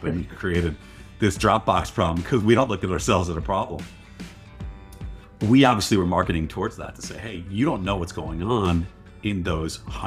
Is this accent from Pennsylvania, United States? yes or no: no; Western New York, United States; moved away as an adult; now in Bay Area, United States; Growing up in New York, in Western New York.